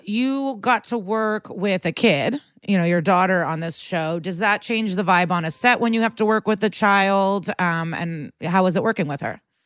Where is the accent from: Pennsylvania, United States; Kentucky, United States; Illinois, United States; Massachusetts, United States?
Illinois, United States; Skokie; I'm from Skokie